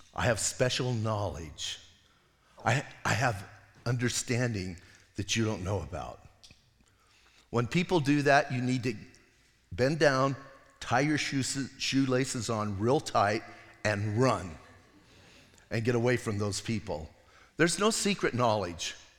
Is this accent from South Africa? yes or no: no; Bisbee, Arizona, United States; I'm from Bisbee.